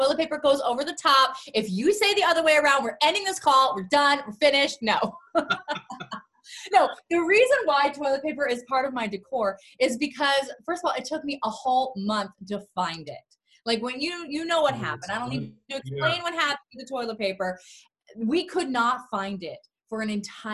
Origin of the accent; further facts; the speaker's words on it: Florida, United States; moved away as an adult; now in Los Angeles, United States; I'm from Florida